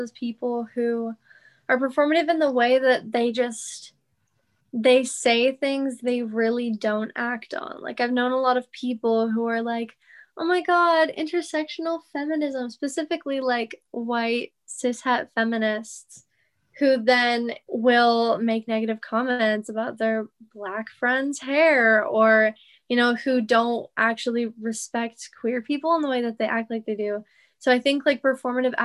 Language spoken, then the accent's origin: English; Arizona, United States; I'm from Arizona